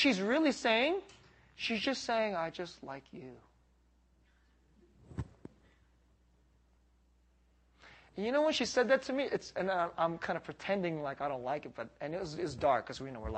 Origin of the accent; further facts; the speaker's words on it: San Jose, California, United States; also born or lived in Boston / Philadelphia; I grew up here in San Jose